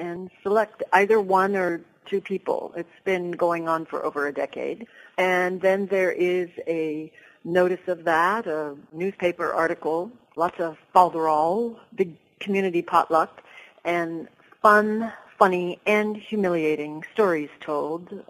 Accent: Eastern Washington, United States; moved away as an adult; now in Lopez Island, United States; I was raised in Eastern Washington

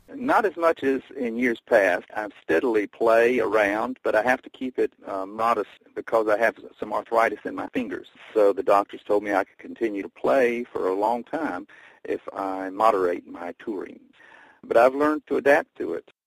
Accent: Bristol, Tennessee, United States; now in New York City, United States; My hometown is Bristol, Tennessee, and I consider that still my home

